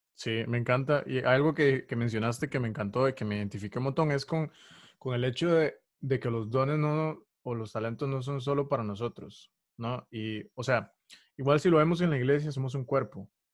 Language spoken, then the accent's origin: Spanish; Costa Rica; costarricense, soy costarricense.